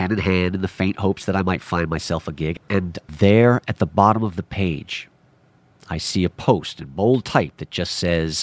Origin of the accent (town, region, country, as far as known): New York City, New York, United States; born or raised there